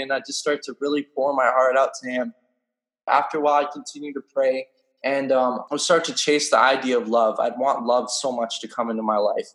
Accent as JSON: {"language": "English", "region": "British Columbia", "country": "Canada", "said": "I'm from British Columbia, Canada"}